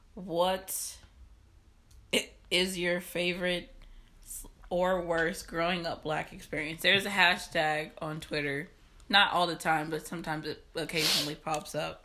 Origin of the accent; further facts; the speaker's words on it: Deep South, United States; Born and raised in the Bible Belt, the Deep South, the Dirty South